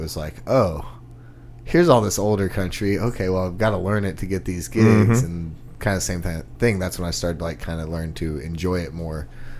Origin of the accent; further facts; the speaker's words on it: Texas, United States; moved away as an adult; now in Nashville, United States; growing up in Texas